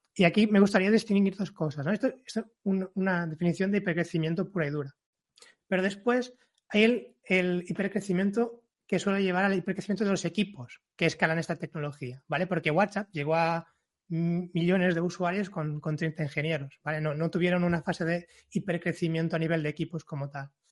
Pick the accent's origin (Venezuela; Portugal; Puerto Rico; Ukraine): Portugal; Spanish is a second language; moved away as an adult; now in Barcelona, Spain; vengo de Portugal, aunque viva en Barcelona desde hace ocho años